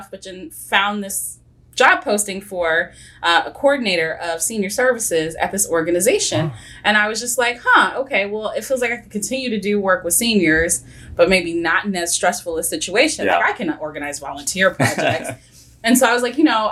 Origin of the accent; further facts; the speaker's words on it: Oak Park, Illinois, United States; now in Lombard, United States; I'm from Oak Park